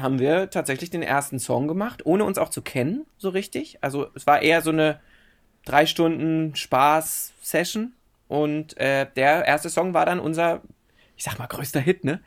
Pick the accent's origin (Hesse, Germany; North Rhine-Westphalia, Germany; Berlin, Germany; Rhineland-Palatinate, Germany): Berlin, Germany; in Berlin-Köpenick bin ich aufgewachsen